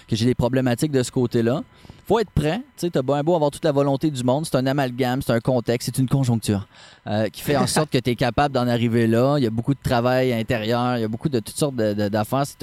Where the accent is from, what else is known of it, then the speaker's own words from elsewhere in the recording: Quebec City, Quebec, Canada; moved away as an adult; also born or lived in Baie-Comeau; now in Charlevoix, Canada; Ma copine et moi, on vient de Québec.